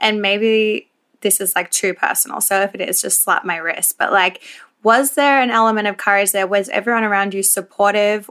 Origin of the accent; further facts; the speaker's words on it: Melbourne, Victoria, Australia; I'm from Melbourne